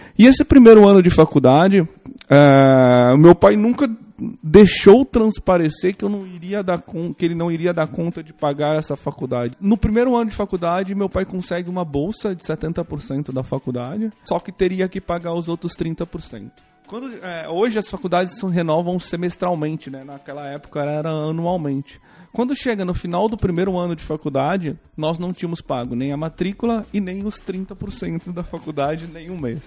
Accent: interior of São Paulo, Brazil; eu sou de uma cidade do interior de São Paulo, é uma cidade bem pequena, tem 10 mil habitantes

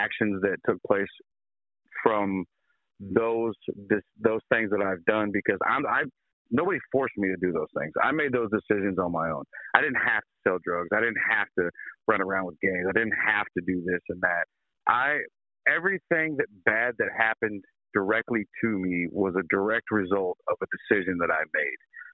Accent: Sedalia, Missouri, United States; I was born and raised in Sedalia, the good old Midwestern Missouri

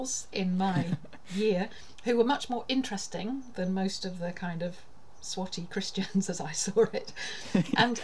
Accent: Sutton Coldfield, West Midlands, United Kingdom; where I grew up in Sutton Coldfield

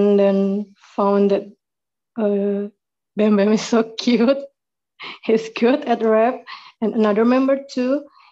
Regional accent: Indonesia; from Indonesia.

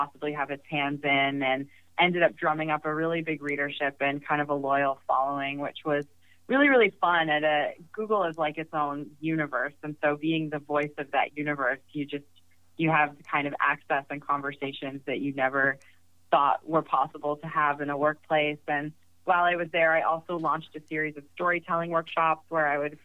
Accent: Hartford, Connecticut, United States; moved away as an adult; also born or lived in Evanston, Illinois; now in San Francisco, United States; an internship at my hometown paper, which was the Hartford Currents in Connecticut

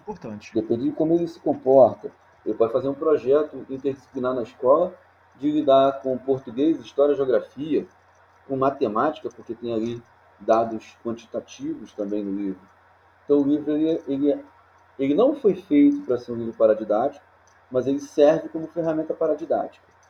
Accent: Nova Iguaçu, Rio de Janeiro, Brazil; Eu não nasci em Nova Iguaçu, mas eu vim para cá com três anos de idade e aqui é, formei a, a, minha vida

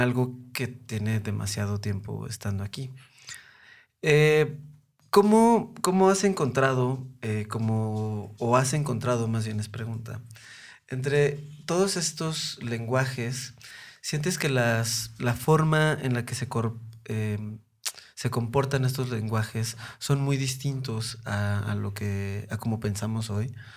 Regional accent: Mexico City, Mexico; yo soy de Coyoacán, yo soy nacido y crecido allá

